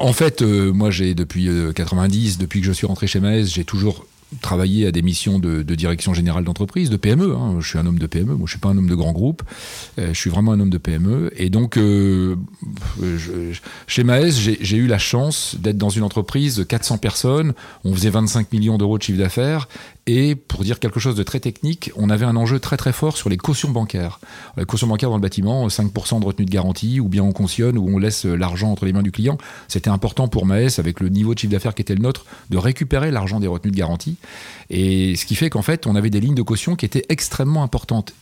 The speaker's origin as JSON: {"language": "French", "town": "Amiens", "region": "Hauts-de-France", "country": "France", "tie": "born or raised there", "moved": "as an adult", "lives_now": "Rouen, France", "said": "je suis né à Amiens, pour tout dire. Euh, je suis picard d'origine. Je suis arrivé ici, j'avais 20 ans, en 1986."}